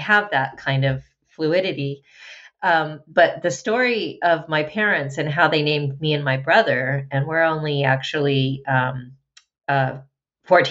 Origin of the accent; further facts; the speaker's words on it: Albuquerque, New Mexico, United States; I grew up in Albuquerque, went to public elementary, junior high, and high schools there.